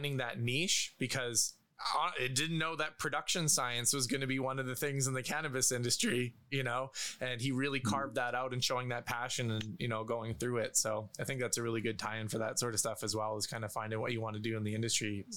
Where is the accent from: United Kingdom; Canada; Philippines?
Canada; I'm Canadian